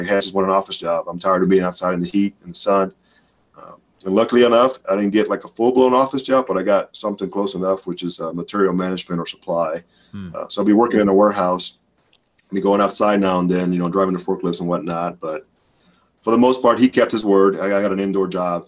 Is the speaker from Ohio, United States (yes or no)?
no; Miami, Florida, United States; moved away as an adult; also born or lived in Dominican Republic; now in Spokane, United States; I'm also extremely blessed to call South Florida home, to call Miami home. And I always represent my hometown, the 305 Miami